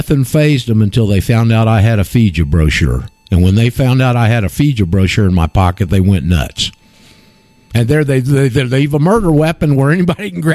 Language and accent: English; Panama City, Florida, United States; a dear friend of mine in Panama City, my hometown